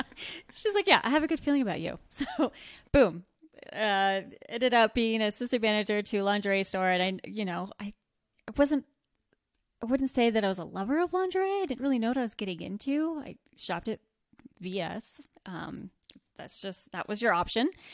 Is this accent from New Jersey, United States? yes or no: yes; rural New Jersey, United States; now in Bozeman, United States; Grew up, born and raised in New Jersey, rural New Jersey.